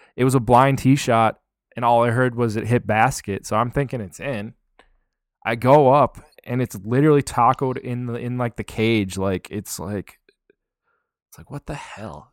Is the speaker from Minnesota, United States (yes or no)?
yes; Minnesota, United States; I'm from Minnesota